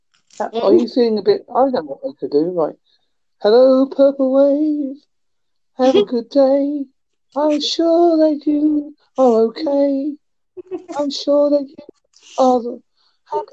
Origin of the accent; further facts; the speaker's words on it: England, United Kingdom; I am from England. I am from Holden